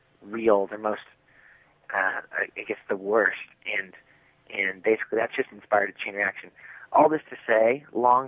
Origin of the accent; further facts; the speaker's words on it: Tulsa, Oklahoma, United States; we're guys from Tulsa, Oklahoma, in, you know, average American town